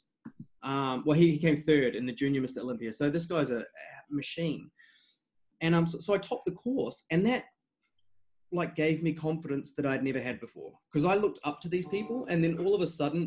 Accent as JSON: {"language": "English", "country": "New Zealand", "tie": "born or raised there", "also_born_or_lived": "England", "moved": "as an adult", "lives_now": "Australia", "said": "I was born in England. I've lived in New Zealand since I was 10 until 26, and I've been in Australia since then."}